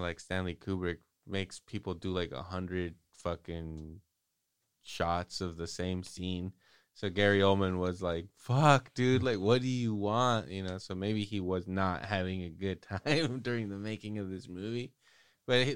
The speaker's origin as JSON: {"language": "English", "country": "Australia", "said": "being an Aussie"}